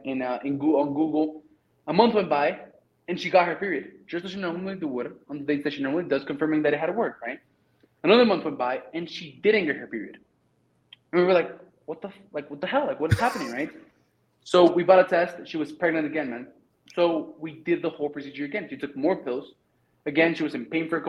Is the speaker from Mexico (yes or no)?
yes; Mexico; English is a second language; moved away as an adult; I'm from Mexico